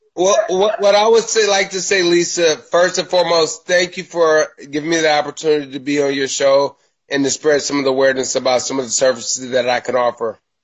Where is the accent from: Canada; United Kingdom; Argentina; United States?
United States; Milwaukee, Wisconsin; moved away as an adult; now in Los Angeles, United States; I am a Midwest kid. I'm from Milwaukee, Wisconsin, a long way away from uh, the Los Angeles, Hollywood area. I lived there until 2015